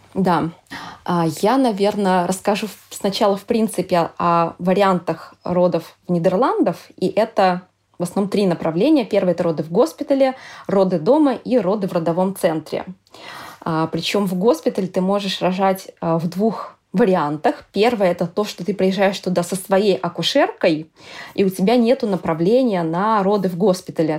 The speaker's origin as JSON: {"language": "Russian", "country": "Russia", "moved": "as an adult", "lives_now": "Amsterdam, Netherlands", "said": "я из России"}